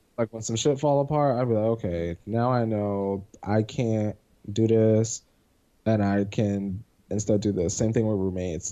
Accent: Pennsylvania, United States; moved away; I'm from Pennsylvania

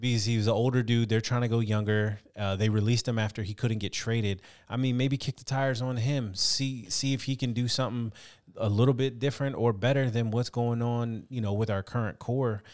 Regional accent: California, United States; a kid growing up in California

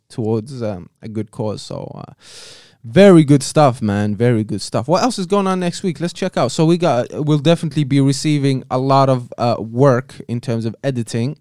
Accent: Algeria; moved away; the country of Algeria, my home country

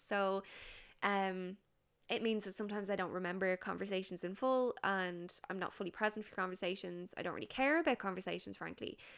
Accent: Ireland; we're Irish

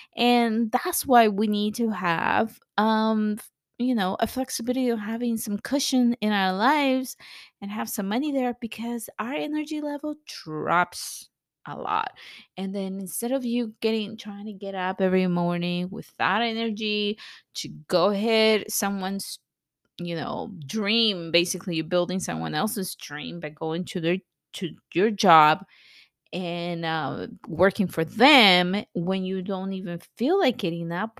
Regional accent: El Salvador; also born or lived in California, United States; now in United States; I grew up in El Salvador, very, very poor, at, in a civil war

